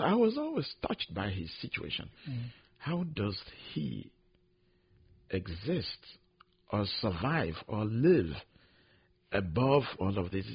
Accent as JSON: {"language": "English", "country": "Nigeria", "said": "I'm from Nigeria"}